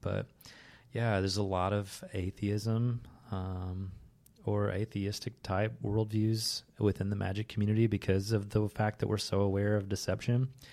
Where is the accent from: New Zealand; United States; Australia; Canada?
United States; the Bible Belt; the faith that I grew up with as a kid that was kind of like hammered into me growing up in the Bible Belt